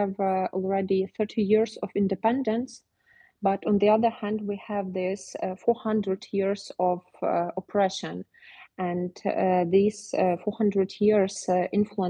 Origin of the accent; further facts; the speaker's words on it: Lviv, Lviv Oblast, Ukraine; I'm from Lviv, I grew up there